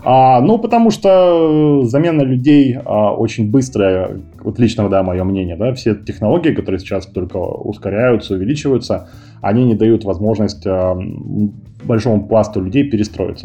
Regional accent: Kazakhstan; moved away as an adult; now in Moscow, Russia; Сам я родился в Казахстане, 10 а лет назад перебрался в Москву

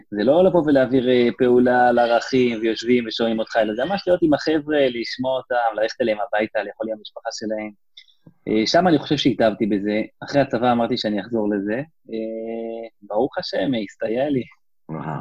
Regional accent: West Bank, Palestine; נולדתי, נולדתי באלון, ב... נולדתי בגוש עציון, גדלתי, שם עברנו קצת בין יישובים, אבל אה, בגדול אותה בועה דתית כזאת

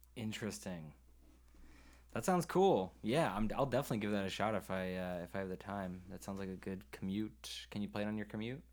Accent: Maine, United States; I'm from Maine

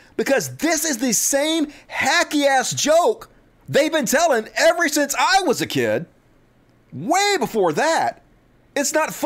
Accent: Mississippi, United States; I grew up in Mississippi.

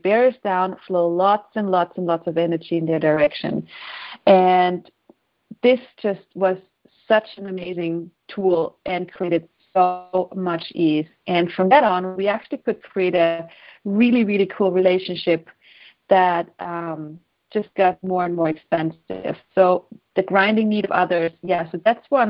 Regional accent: Austria; moved away as an adult; also born or lived in Sweden / Houston, Texas; when I was 19, I moved to Sweden from Austria, and I'm the only child

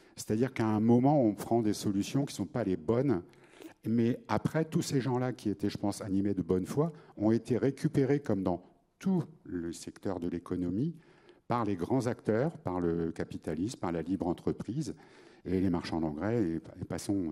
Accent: Picardy, Hauts-de-France, France; je suis picard

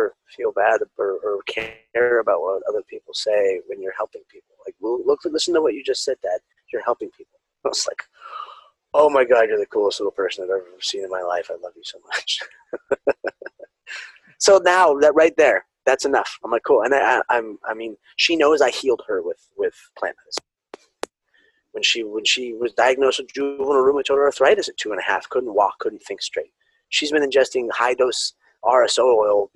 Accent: California, United States; being raised Mexican, Spanish, you know, and growing up in California

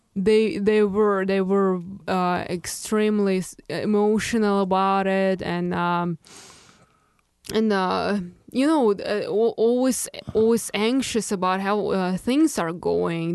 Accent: Moscow, Russia; English is a second language; moved away as an adult; now in Chicago, United States; from my hometown and, uh, from the schools I've ever been to, uh, in, in Moscow

